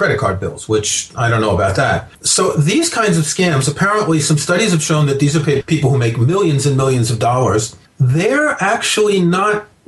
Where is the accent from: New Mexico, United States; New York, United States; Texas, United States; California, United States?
New York, United States; moved away; when I was growing up in New York in the 1970s